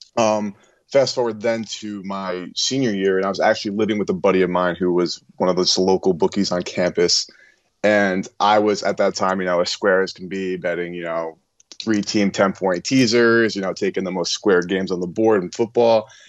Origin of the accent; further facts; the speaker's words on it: New York, United States; born and raised in New York, and have actually lived in New York my entire life.